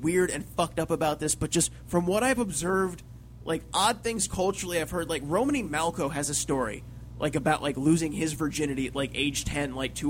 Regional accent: Fayetteville, North Carolina, United States; moved away; I went to high school in Fayetteville, North Carolina.

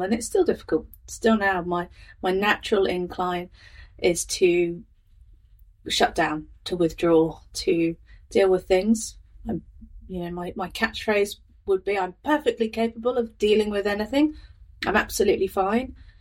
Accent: Northamptonshire, East Midlands, United Kingdom; moved away as an adult; now in Lincoln, New Zealand; I'm from Northamptonshire in the UK, is where I've lived for most of my life

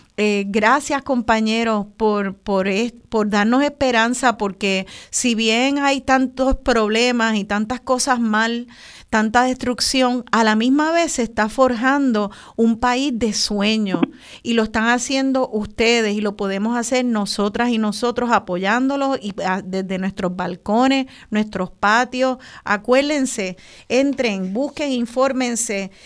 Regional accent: Puerto Rico; qué sabroso es ser boricua

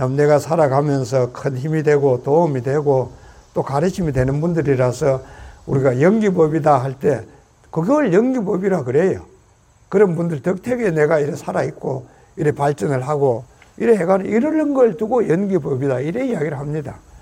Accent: South Korea; now in United States

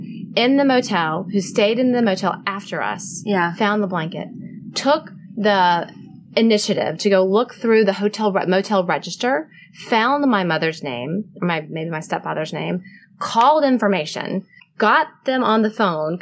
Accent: Mobile, Alabama, United States; moved away as an adult; also born or lived in New York City; I'm from Mobile, Alabama. So like, you know, Sweet Home Alabama is the movie, and that's totally kind of where I'm from.

